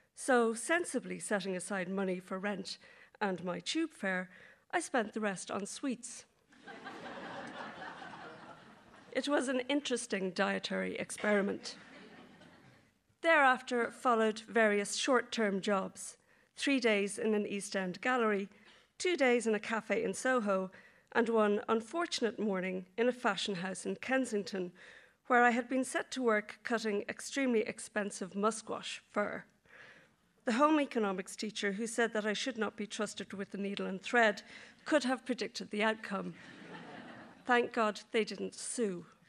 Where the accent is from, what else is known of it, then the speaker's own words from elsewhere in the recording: Dublin, Leinster, Ireland; moved away as an adult; also born or lived in London; We were determined to get out of Dublin, away from school, study, and parental supervision.